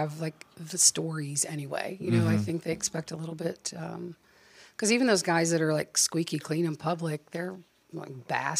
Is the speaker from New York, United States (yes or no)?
no; Southern Ohio, United States; accent: Appalachian; I quit trying to hide my Appalachian accent on stage. I used to be very precise and now I'm like, I got a twang.